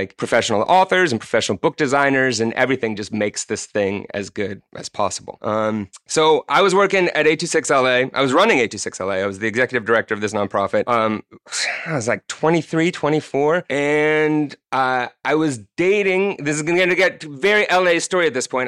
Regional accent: Bay Area, California, United States; Growing up in California in the Bay Area

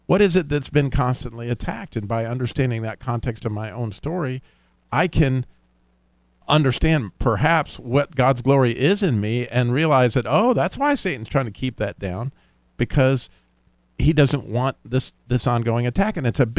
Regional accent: Idaho, United States; being that I was from Idaho

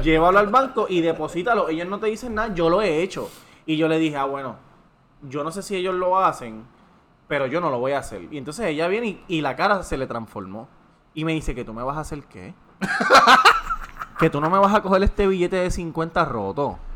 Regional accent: Levittown, Toa Baja, Puerto Rico; yo soy de Levitown

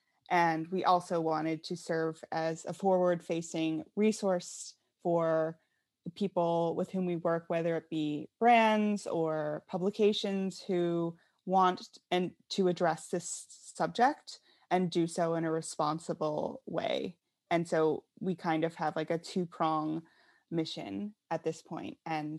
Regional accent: Pennsylvania, United States; Yeah, so I grew up in Western Pennsylvania in a very small town

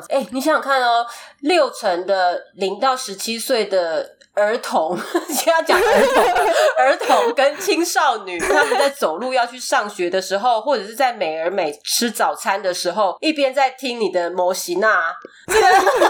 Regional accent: Taiwan; 虽然我们后面有多了一段，就是我们是台湾人的 FAQ 这样子，但是就还是会很害怕听众会 confuse。

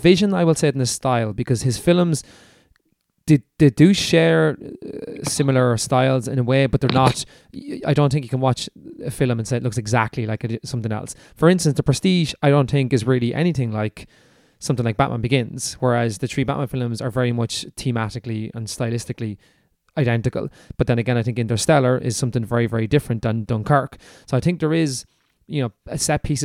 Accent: Ireland; we're Irish

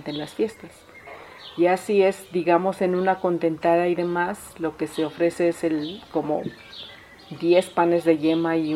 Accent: Teotitlán del Valle, Oaxaca, Mexico; soy originaria de Teotitlán del Valle

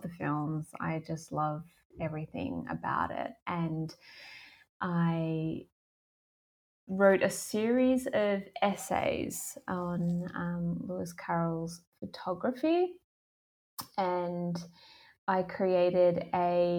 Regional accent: Australia; moved away; also born or lived in Melbourne; I grew up in Australia

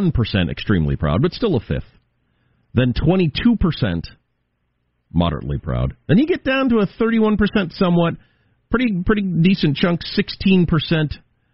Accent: United States; I'm very happy that I'm an American. I'm really happy I was born in the United States

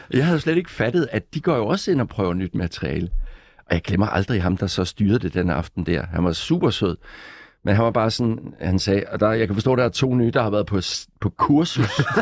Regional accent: Gråsten, Southern Denmark, Denmark; moved away as an adult; also born or lived in Odense / Copenhagen; jeg startede med som barn nede i Sønderjylland i Gråsten, hvor jeg kommer fra

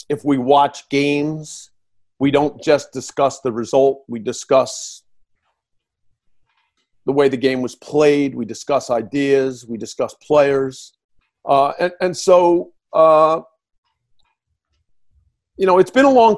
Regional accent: New Jersey, United States; I'm from New Jersey

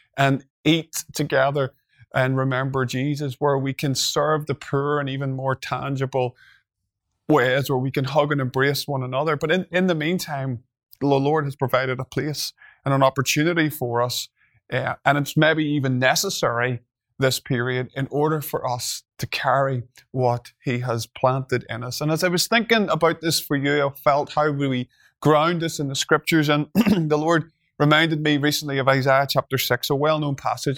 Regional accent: Northern Ireland, United Kingdom; I'm from Northern Ireland

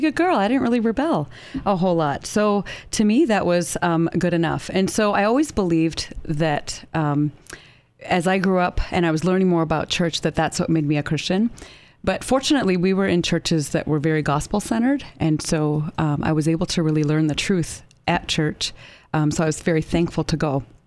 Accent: Canada; moved away as an adult; now in United States; I grew up in Canada and I lived there for a little over twenty-two years

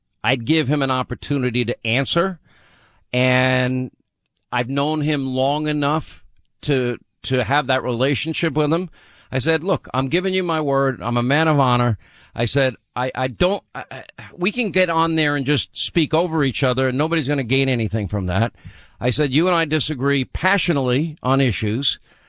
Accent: New York, United States; accent: New York; I'm from New York. You talk funny. I'm here. I'm drinking coffee doing talk radio. I had a thick New York accent at the time.

